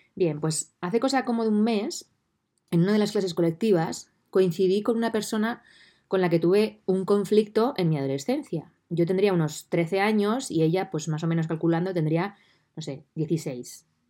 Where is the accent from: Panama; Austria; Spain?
Spain; Puertollano, Castilla-La Mancha; estoy viviendo desde noviembre del 2020 de nuevo en Portollano, en mi ciudad natal